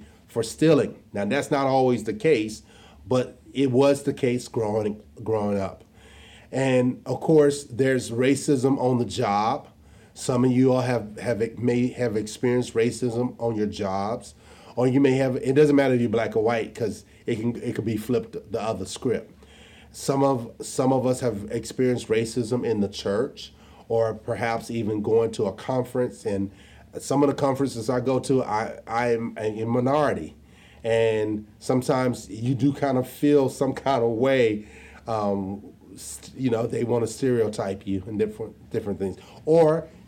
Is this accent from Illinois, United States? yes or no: no; Jonesboro, Arkansas, United States; I was born and raised in Jonesboro, Arkansas